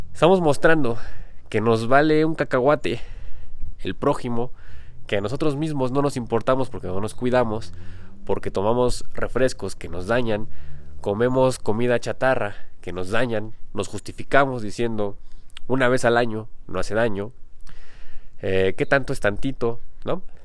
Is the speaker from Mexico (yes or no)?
yes; Mexico; yo no me considero mexicano, aunque haya nacido aquí en México